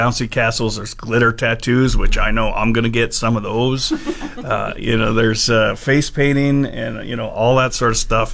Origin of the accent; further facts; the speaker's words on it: Fort McMurray, Alberta, Canada; growing up in Fort McMurray, you know, it wasn't always a family town